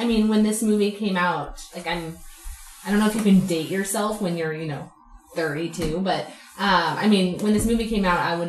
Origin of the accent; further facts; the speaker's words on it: Oregon, United States; As an Oregonian